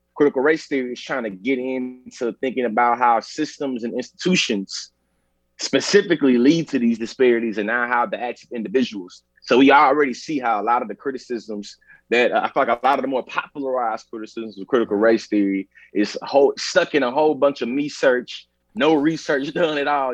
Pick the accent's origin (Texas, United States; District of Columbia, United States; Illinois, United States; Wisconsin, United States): Texas, United States; Bryan; I'm born and raised in Texas